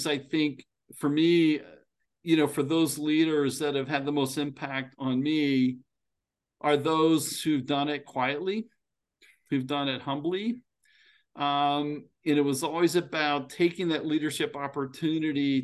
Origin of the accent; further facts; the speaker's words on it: State College, Pennsylvania, United States; moved away; I grew up in State College